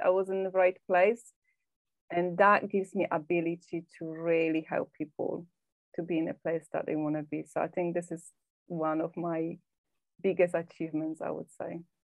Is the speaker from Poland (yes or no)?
yes; Poland; moved away as an adult; now in England, United Kingdom; i live in uk in England, but I'm originally from Poland. I've been living here for 19 years.